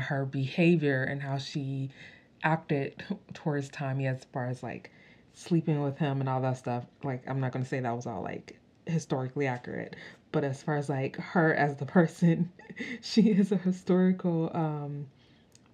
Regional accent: United States; I'm not from like England or like the UK or anything, I'm from America

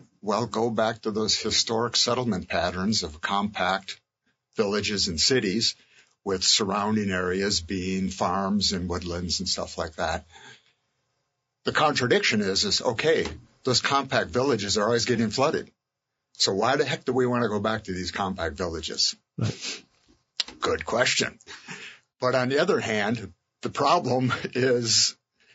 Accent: Montpelier, Vermont, United States; my hometown of Montpelier

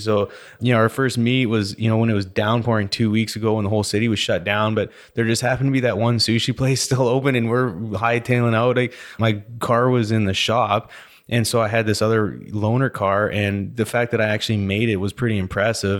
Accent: Vernon, British Columbia, Canada; also born or lived in Calgary, Alberta / Lake Country, British Columbia; now in Houston, United States; I was born in Calgary, then moved to Vernon, B C

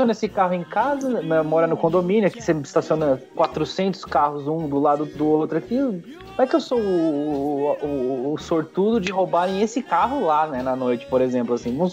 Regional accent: Brazil; Foi rápido também, mas como brasileiro, eu fui no sábado olhar os modelos tal

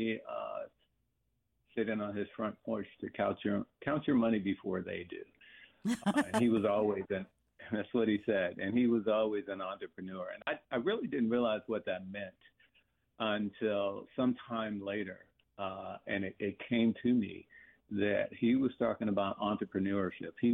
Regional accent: Clarksville, Tennessee, United States; moved away as an adult; I grew up in Clarksville, Tennessee, and at the age of 18, joined the Air Force

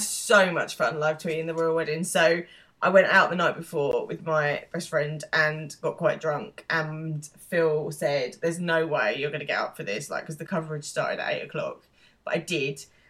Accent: United Kingdom; being British

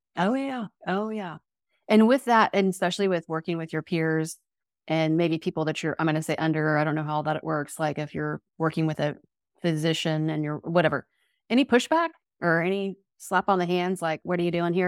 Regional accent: Oklahoma, United States; We, as Oklahomans

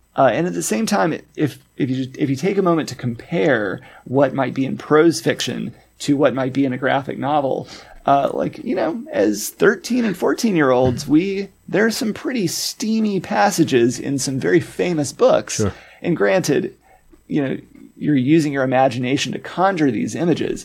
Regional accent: Arkansas, United States; moved away; my home state of Arkansas

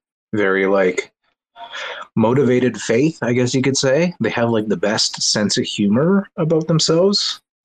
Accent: Canada; I'm from Canada. There's very few Mormons here.

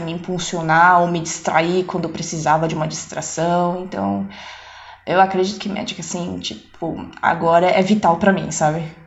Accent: São Paulo, Brazil; now in Netherlands; eu nasci aqui mesmo, né, em São Paulo, Brasil

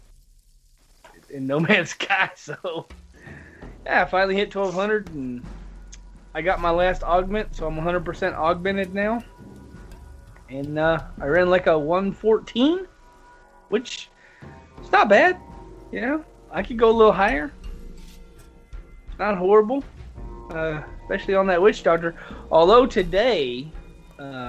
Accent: the South, United States; I'm from the South

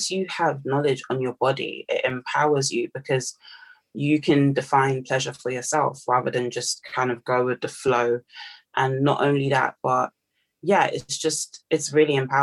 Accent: Nigeria; now in United Kingdom; I'm Nigerian

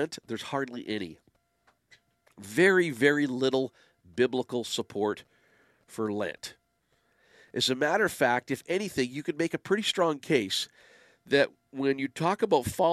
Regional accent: Windsor, Ontario, Canada; now in Ottawa, Canada; Windsor's my hometown

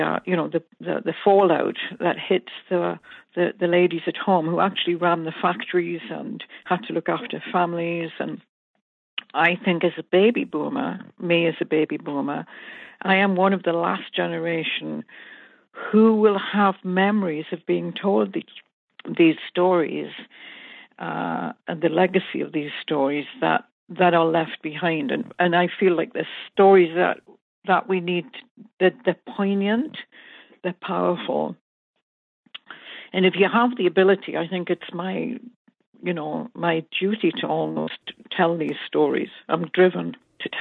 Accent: northeast coast of England, North East England, United Kingdom; born and raised in England on the northeast coast

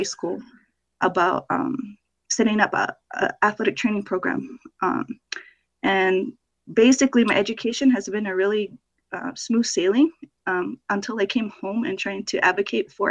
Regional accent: Hopi Reservation, Arizona, United States; I was born and raised here on the Hopi Reservation

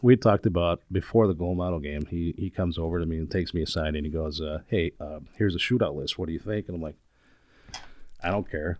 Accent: Chicago, Illinois, United States; moved away as an adult; now in Minneapolis, United States; Chicago. I was born and raised there

